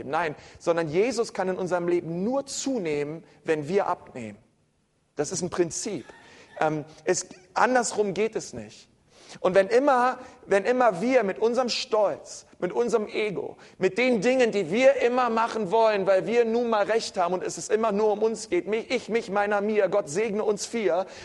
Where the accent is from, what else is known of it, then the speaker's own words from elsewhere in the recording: Berlin, Germany; ich bin Berliner, ne? bei uns ähm